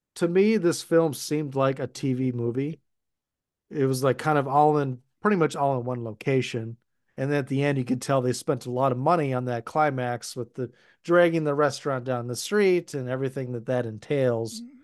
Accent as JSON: {"language": "English", "region": "Minnesota", "country": "United States", "said": "we definitely have white trash in Minnesota, but it's not something that we're known for"}